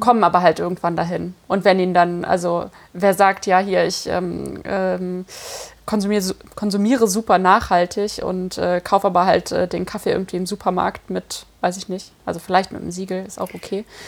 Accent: Cologne, North Rhine-Westphalia, Germany; ich komme ja aus Köln

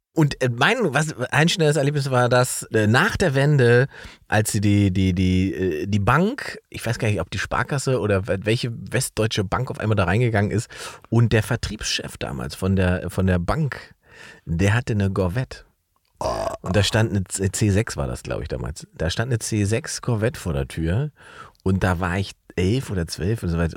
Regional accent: East Germany, Germany; ich bin ja ein Ossi-Junge

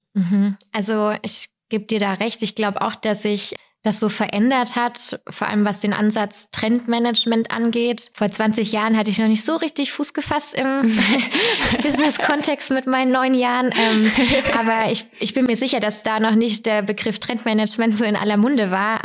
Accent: Weikersheim, Baden-Württemberg, Germany; Ich komme aus Weikersheim

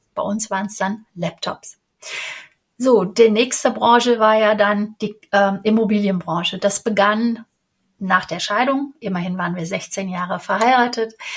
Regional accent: Cologne, North Rhine-Westphalia, Germany; Ich bin Kölnerin

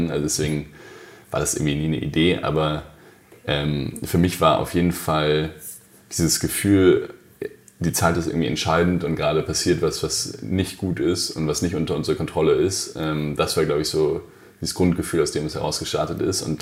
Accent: Hesse, Germany; bin einfach ganz normal aufgewachsen in der Nähe von Frankfurt, in, in Hesse.

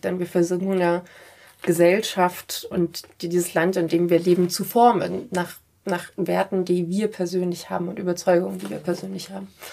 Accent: Munich, Bavaria, Germany; Ich bin auch äh, einfach Münchner Kindel und komme aus einer, äh, aus einer mehrgenerationellen Münchner Familie und so. Das ist einfach meine Heimat.

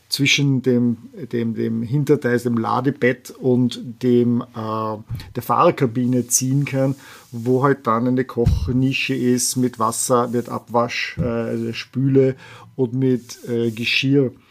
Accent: Vienna, Austria; moved away as an adult; now in San Francisco Bay Area, United States; ich komme ursprünglich aus Wien, wohne seit jetzt äh, über 20 Jahren in der San Francisco Bay Area

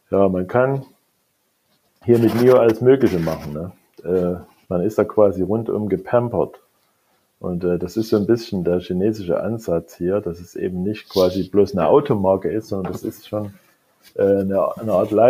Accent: East Germany, Germany; Ich bin ja schon nicht mehr der Jüngste. Ich bin in der DDR aufgewachsen.

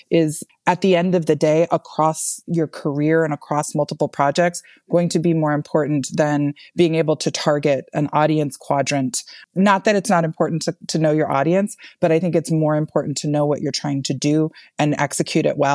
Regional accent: the South, United States; as a Southerner who also benefits a lot from white privilege interrogating whiteness and interrogating the history the history of like terrible policies and terrible white people policies in the south

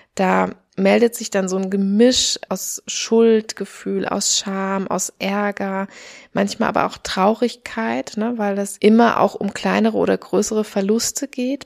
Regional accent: Germany; moved away; also born or lived in Australia; hier bei uns in Deutschland

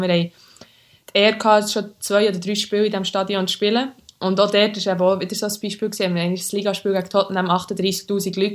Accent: Switzerland; moved away as an adult; now in England, United Kingdom; wir sind aus Schweizer uns einfach die Großstädte nicht so gewöhnt

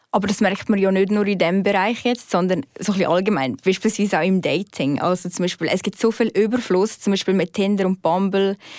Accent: Aargau, Switzerland; moved away as an adult; also born or lived in Zurich; ich bin ja vom Aargau gekommen.

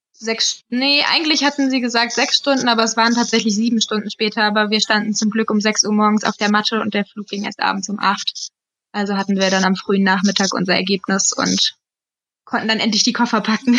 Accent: Hesse, Germany; Aber wir kommen ja aus Hessen

